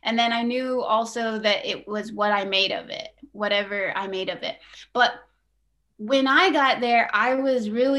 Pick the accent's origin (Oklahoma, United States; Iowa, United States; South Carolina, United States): Oklahoma, United States; also born or lived in Flagstaff, Arizona / Carnegie, Oklahoma / Anadarko, Oklahoma; we really planted in Oklahoma and stayed put and just stayed there. And, it was a typical Oki childhood